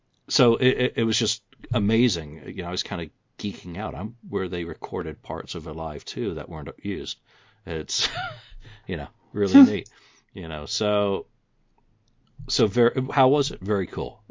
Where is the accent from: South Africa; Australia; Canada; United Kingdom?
United Kingdom; England; I'm a boy from England.